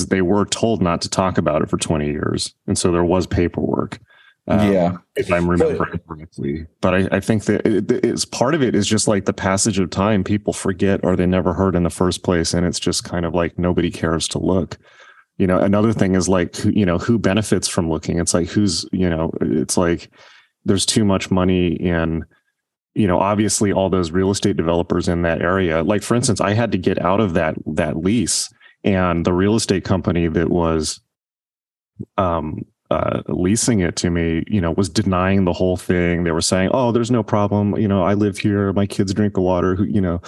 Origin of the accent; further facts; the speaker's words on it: Southern California, United States; I grew up in Southern California